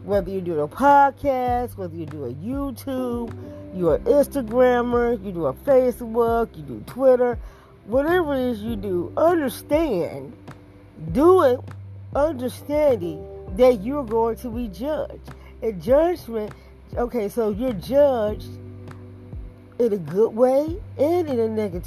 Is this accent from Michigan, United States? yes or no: yes; Detroit, Michigan, United States; the way I was brought up in Detroit